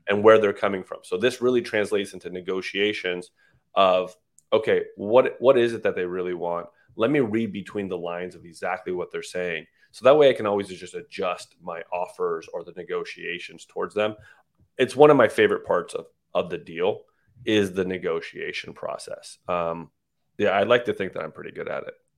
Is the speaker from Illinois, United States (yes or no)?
no; San Jose, California, United States; moved away as an adult; also born or lived in Iran / Texas / Las Vegas; My father moved here when I was about three or four